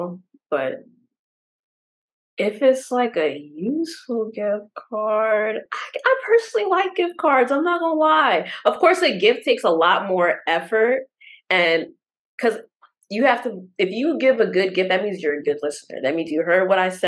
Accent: New York City, New York, United States; I'm from the Bronx

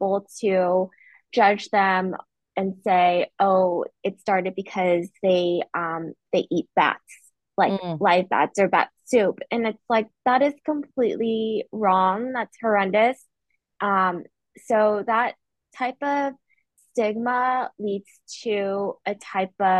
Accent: Oregon, United States; moved away; I used to live in Oregon and in grade school. My dad was a pastor. We were the only Asian family in our neighborhood and in my school

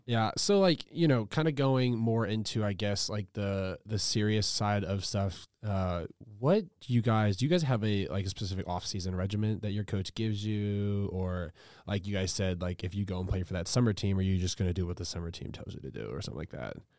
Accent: Louisiana, United States; moved away; I'm from Louisiana, so I'm a big L S U guy

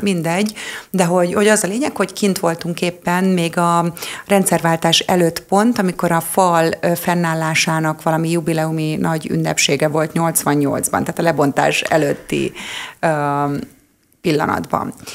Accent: Hungary; magyar vagyok

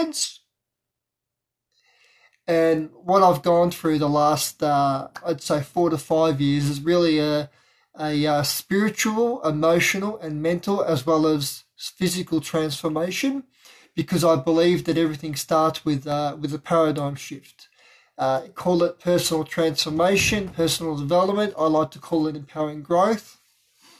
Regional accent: Melbourne, Victoria, Australia; I'm from Melbourne, Victoria, Australia

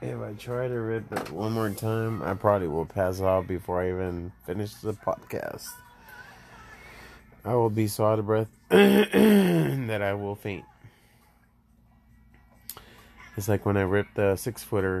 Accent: Laredo, Texas, United States; also born or lived in San Antonio, Texas; I'm from Laredo, Texas. I'm Mexican

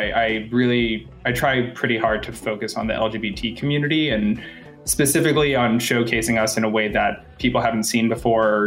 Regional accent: Boston, Massachusetts, United States; moved away as an adult; now in Los Angeles, United States; Originally, I'm from Boston, but I've lived in LA for almost 6 years

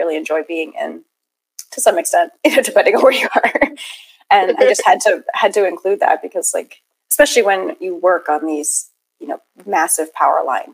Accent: New Hampshire, United States; born or raised there

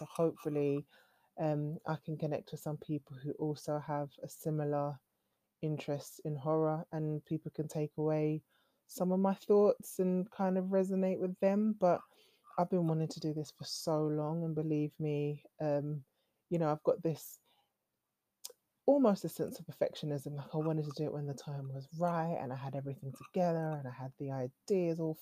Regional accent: United Kingdom; accent: British; I'll try and stay true to my British core, if you can hear from my accent. This is a British accent

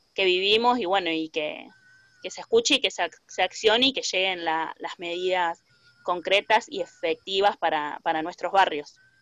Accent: Rosario, Santa Fe, Argentina; soy vecina del barrio Los Pumitas de Rosario

